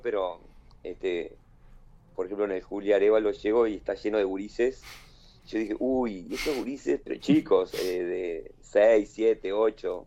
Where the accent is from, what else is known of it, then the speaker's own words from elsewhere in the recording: Balneario Solís, Maldonado, Uruguay; also born or lived in Piriápolis; yo hice todo el liceo en Piriápolis, este, yo me crié en Balneario Solís